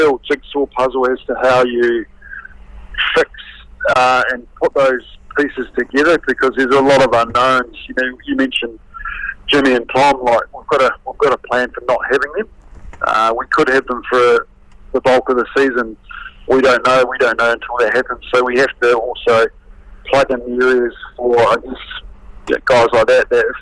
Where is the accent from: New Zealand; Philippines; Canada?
New Zealand; as a young kid growing up in New Zealand